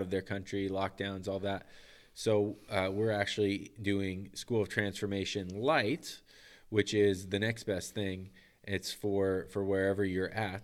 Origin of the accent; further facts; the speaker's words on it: United States; moved away as an adult; also born or lived in Manitoba, Canada; I'm American